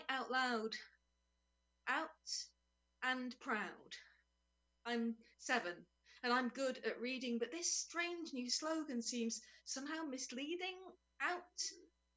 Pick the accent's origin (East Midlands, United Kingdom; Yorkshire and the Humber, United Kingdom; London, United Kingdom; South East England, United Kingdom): Yorkshire and the Humber, United Kingdom; Sheffield; I'm from Sheffield